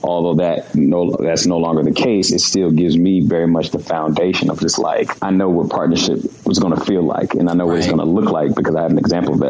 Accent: Baltimore, Maryland, United States; now in Los Angeles, United States; my hometown of Baltimore

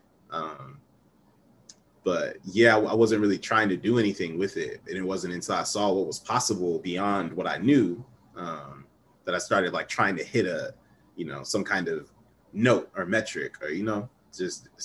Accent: Ohio, United States; I'm from Ohio

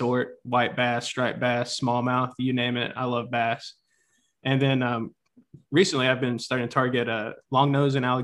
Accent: Tennessee, United States; also born or lived in Texas; now in Northeast Texas, United States; I'm from Texas, originally grew up in Tennessee

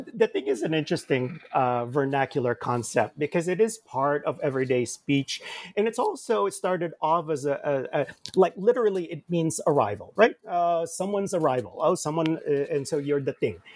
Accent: Jersey City, New Jersey, United States; also born or lived in Manila, Philippines; I grew up in Jersey City. I came uh, with my family in bits and pieces in the 1970s to the United States from the Philippines. I was born in Manila

